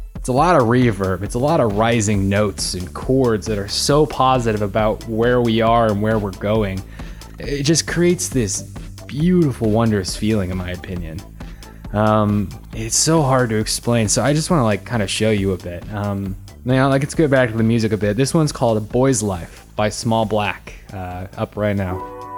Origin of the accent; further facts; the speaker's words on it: Salt Lake City, Utah, United States; I was born and raised in Salt Lake City